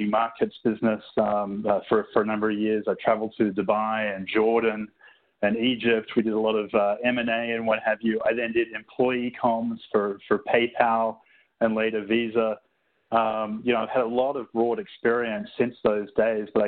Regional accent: Sydney, New South Wales, Australia; moved away as an adult; also born or lived in Singapore / Cupertino, California; Originally, I'm from Sydney, Australia.

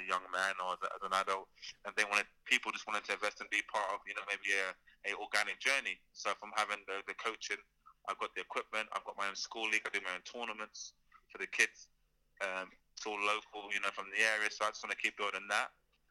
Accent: London, United Kingdom; I was down from London, I'm from Battersea

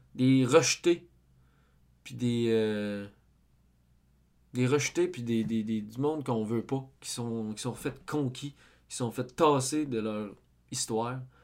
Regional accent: Quebec, Canada; on n'est plus des Canadiens français, mais on est des Québécois

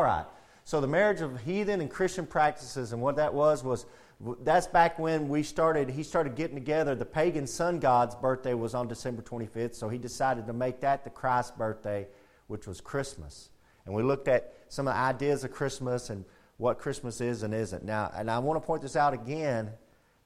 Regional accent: United States; I'm an American

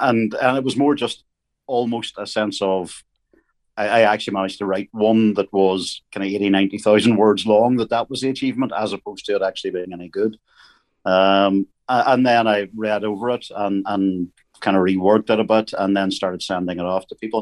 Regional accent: Northern Ireland, United Kingdom; growing up in Northern Ireland at that time

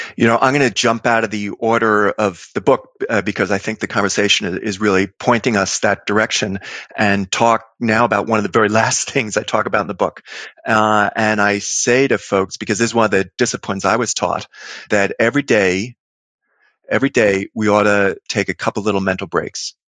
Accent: New York City, New York, United States; I grew up in Queens, you know, lower middle class New York streets

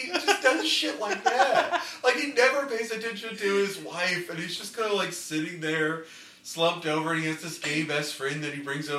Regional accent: Lafayette, Indiana, United States

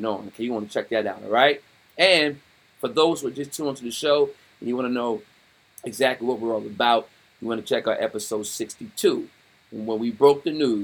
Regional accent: Wilmington, Delaware, United States; I'm born and raised in Wilmington, Delaware

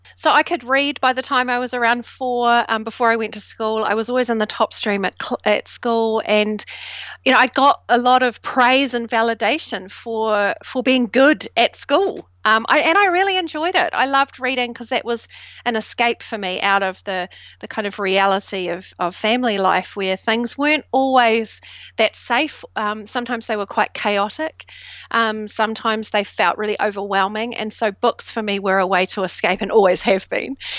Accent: New Zealand; now in United Kingdom; I grew up in New Zealand, and I was the first generation immigrant of um, British

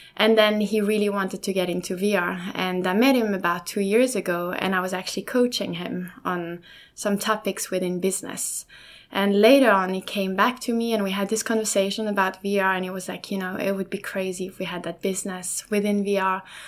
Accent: Lausanne, Vaud, Switzerland; first language German and French; English is a second language; now in Sweden; I was born in Switzerland, in Lausanne, from two um, from two parents, obviously

